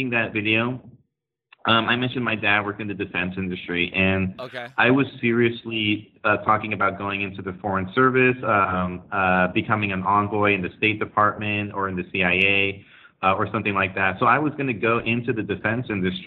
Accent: Santa Clara, California, United States; I was born and raised in Silicon Valley, actually in Santa Clara, California.

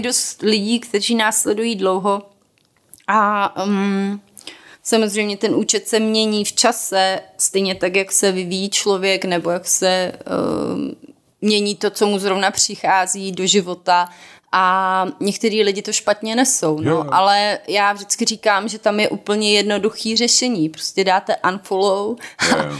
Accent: South Moravian Region, Czechia; now in Prague, Czech Republic; já jsem z Jižní Moravy

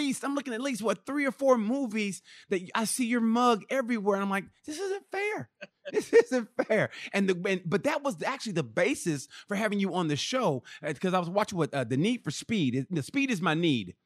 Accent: United States; growing up how I did, United States wise, regional.

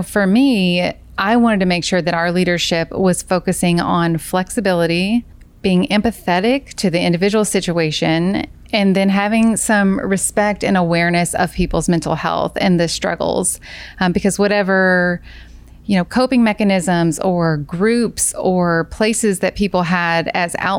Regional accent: Kentucky, United States; moved away as an adult; I'm from Kentucky

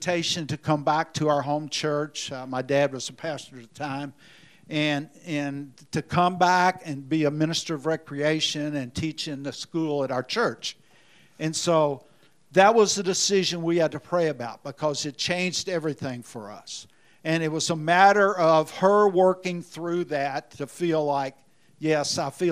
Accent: Indiana, United States; now in Memphis, United States; I'm from Indiana

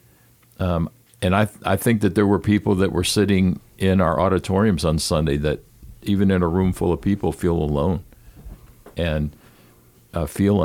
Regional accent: United States; as an American

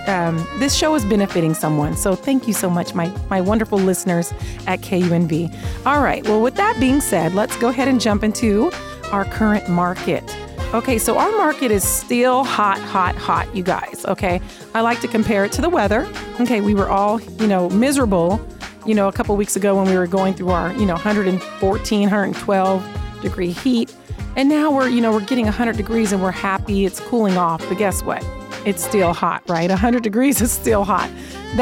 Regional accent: Seattle, Washington, United States; now in Las Vegas, United States; I live here in Vegas. This is my home, but I was born in Seattle

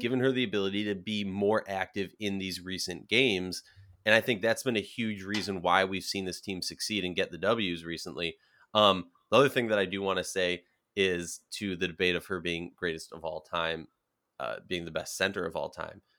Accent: Minnesota, United States; born or raised there

